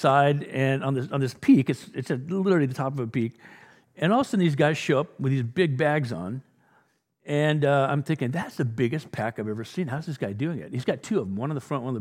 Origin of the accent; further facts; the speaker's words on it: England, United Kingdom; I'm an Englishman.